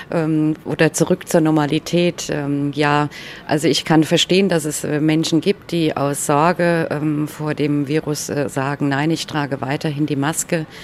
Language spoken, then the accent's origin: German; Sumy, Sumy Oblast, Ukraine; jetzt zurück in Sume im Nordosten der Ukraine.